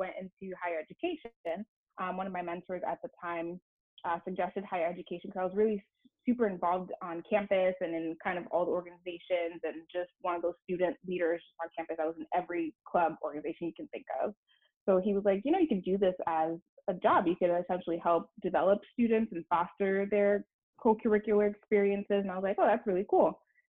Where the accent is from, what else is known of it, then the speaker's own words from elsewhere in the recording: Miami, Florida, United States; also born or lived in Montreal, Canada; I was born in Montreal, raised to Haitian parents. I moved to Miami when I was fairly young and moved back and forth for a while.